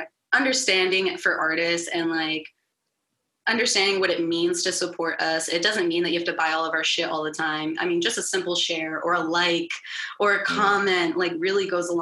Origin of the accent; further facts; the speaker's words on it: the South, United States; I was raised in the South.